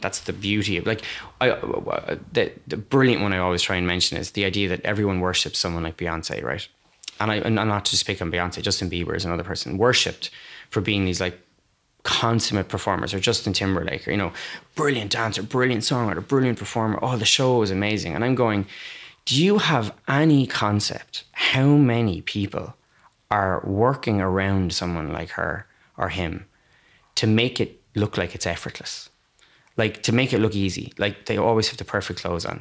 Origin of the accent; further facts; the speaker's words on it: Waterford, Munster, Ireland; now in Cork, Ireland; I'm not from Cork, I'm from Waterford